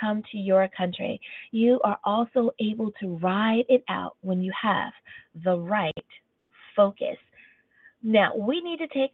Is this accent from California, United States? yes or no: yes; California, United States; also born or lived in Long Beach, California; as a Californian